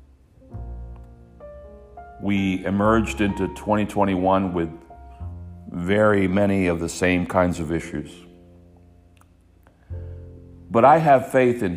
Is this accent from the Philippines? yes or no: no; Hialeah, Florida, United States; growing up in Hialeah, Florida